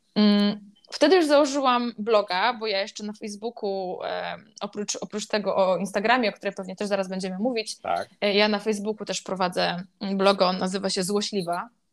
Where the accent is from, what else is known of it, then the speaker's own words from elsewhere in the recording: Silesian Voivodeship, Poland; moved away as an adult; also born or lived in Kraków; Pochodzę z mniejszej miejscowości na Śląsku, nie jakiejś super wsi, ale też nie jakiegoś super dużego miasta. I w tym moim miasteczku, gdzie wszyscy się znają